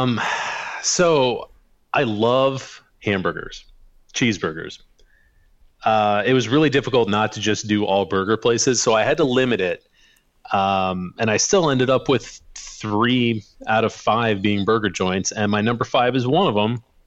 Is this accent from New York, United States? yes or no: no; Sherrard, Illinois, United States; moved away; I grew up on the Illinois side, kind of south of the Quad Cities out in the country in a little town called Sherrard.